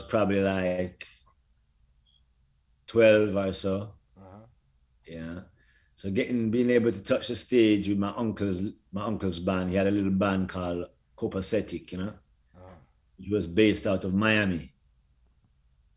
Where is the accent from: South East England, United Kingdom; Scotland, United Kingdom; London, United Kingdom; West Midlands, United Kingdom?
London, United Kingdom; I grew up in London